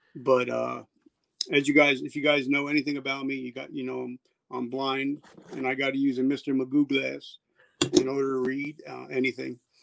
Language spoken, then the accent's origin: English; New Jersey, United States; also born or lived in South Carolina; I'm from New Jersey, and where I'm sitting right now, where I'm overlooking where the Twin Towers once stood